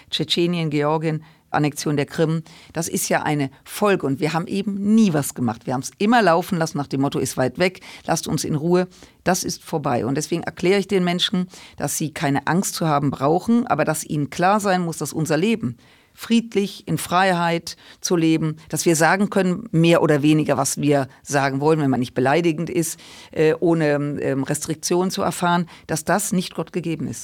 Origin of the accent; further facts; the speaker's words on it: Germany; wir als Deutsche